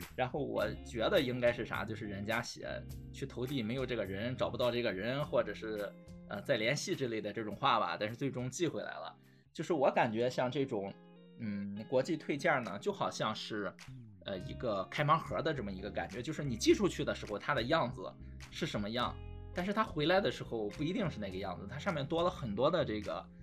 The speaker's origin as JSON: {"language": "Chinese", "town": "Qingdao", "region": "Shandong", "country": "China", "tie": "born or raised there", "said": "因为当时是正好我们在青岛嘛，从小在青岛长大的"}